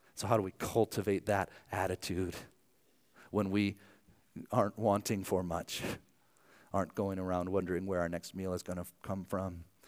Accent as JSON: {"language": "English", "town": "Archbold", "region": "Ohio", "country": "United States", "tie": "born or raised there", "moved": "yes", "said": "my hometown of, of Archbold, Ohio"}